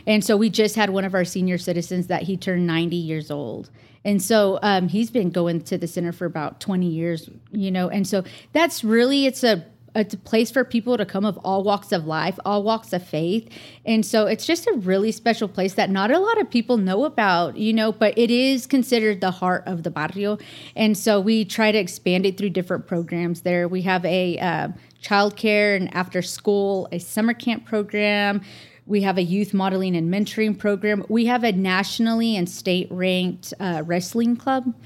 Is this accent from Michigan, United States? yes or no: no; Vega, Texas, United States; also born or lived in San Angelo, Texas; now in Amarillo, United States; I'm originally from Vega, Texas, which is a small, small town thirty miles west of Amarillo. And I went to a very small school there, junior high and high school were combined